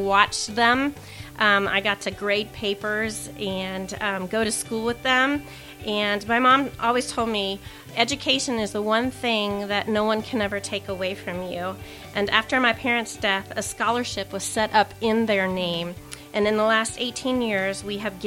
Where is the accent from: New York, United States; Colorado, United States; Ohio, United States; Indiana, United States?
Ohio, United States; Hamilton; also born or lived in San Diego, California; now in Mason, United States; I am from Hamilton, Ohio